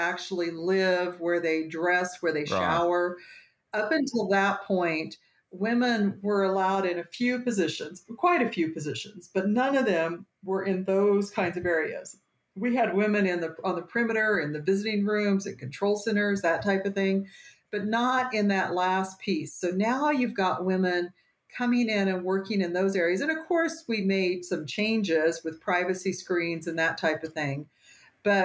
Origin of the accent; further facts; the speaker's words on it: Western Kansas, United States; moved away as an adult; now in Colorado, United States; I grew up in Western Kansas